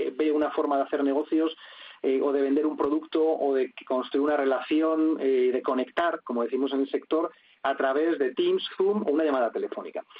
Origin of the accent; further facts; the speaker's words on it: Spain; como además español